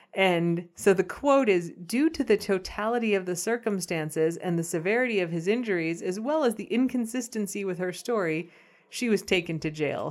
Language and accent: English; United States; as an American